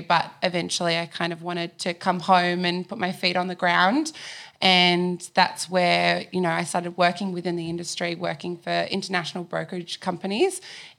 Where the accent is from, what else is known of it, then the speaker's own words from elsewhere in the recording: Sydney, New South Wales, Australia; I'm from Sydney. You're from Sydney? Yeah, born and raised, Northern Beaches.